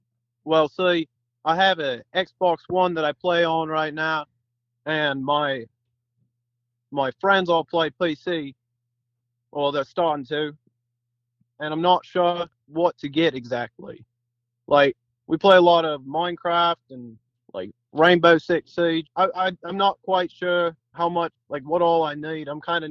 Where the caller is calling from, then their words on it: Sydney, New South Wales, Australia; here, calling from Sydney, Australia.